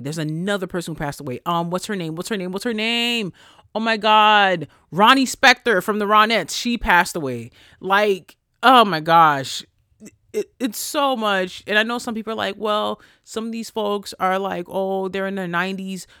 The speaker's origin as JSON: {"language": "English", "region": "New York", "country": "United States", "said": "I'm from New York"}